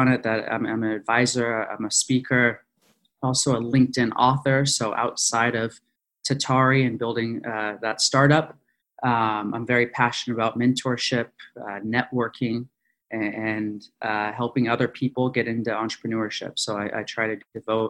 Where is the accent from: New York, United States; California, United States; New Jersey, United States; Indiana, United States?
California, United States; Ojai; moved away as an adult; also born or lived in Philadelphia; I'm originally from Ojai, California, which is about an hour outside of Los Angeles.